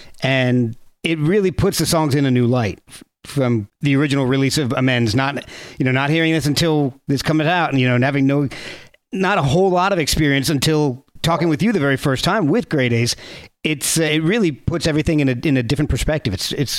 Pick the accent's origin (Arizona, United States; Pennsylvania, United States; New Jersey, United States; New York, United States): New Jersey, United States; Hey, I was from Jersey too, so that's all right.